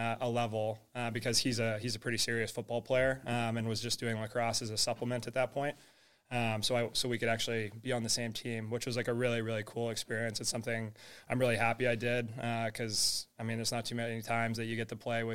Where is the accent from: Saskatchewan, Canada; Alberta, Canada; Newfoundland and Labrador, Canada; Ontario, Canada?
Alberta, Canada; Edmonton; I'm from Edmonton, Alberta, Canada, which is a very, like, hockey-dominated space.